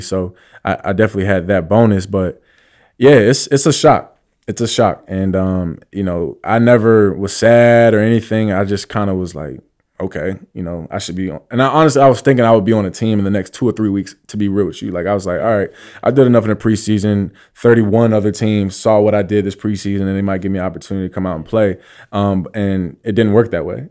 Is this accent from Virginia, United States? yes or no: yes; Virginia Beach, Virginia, United States; moved away; also born or lived in New York City, United States; I'm from Virginia Beach